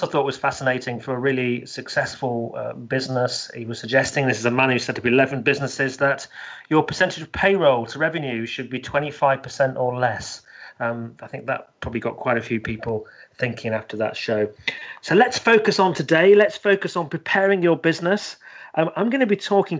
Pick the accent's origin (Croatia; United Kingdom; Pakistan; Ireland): United Kingdom; the north of England; accent: northern; moved away as an adult; also born or lived in London; now in Leicestershire, United Kingdom; I'm actually from the north, so I say things like love and bath.